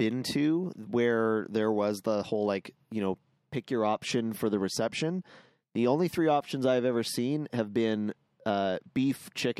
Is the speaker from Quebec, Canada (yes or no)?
no; Vancouver, British Columbia, Canada; now in Alberta, Canada; I was born in Vancouver.